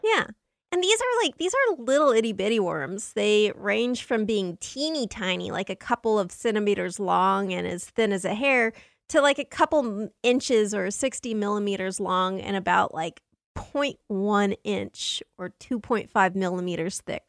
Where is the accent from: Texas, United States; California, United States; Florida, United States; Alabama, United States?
California, United States; Southern; I grew up in Southern California